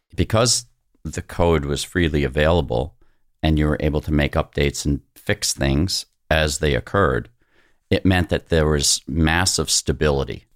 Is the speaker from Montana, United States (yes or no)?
no; New York City, New York, United States; moved away; I was born in Brooklyn as well.